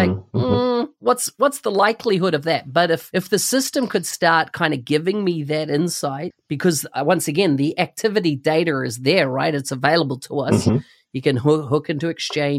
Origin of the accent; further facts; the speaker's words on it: New Zealand; I come from New Zealand